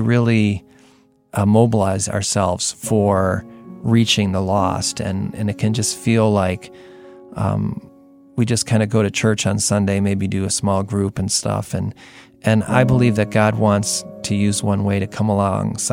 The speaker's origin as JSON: {"language": "English", "country": "United States", "said": "especially as an American, buildings are like big deal"}